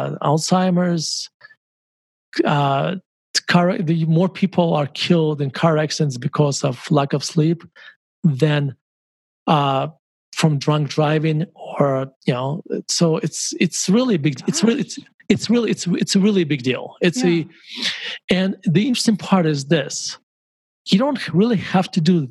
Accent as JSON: {"language": "English", "town": "Murmansk", "region": "Murmansk Oblast", "country": "Russia", "tie": "born or raised there", "moved": "yes", "said": "when I grew up in Murmansk"}